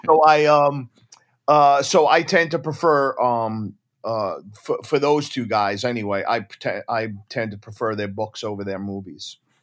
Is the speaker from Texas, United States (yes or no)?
no; Deer Park, New York, United States; my hometown in Deer Park, Long Island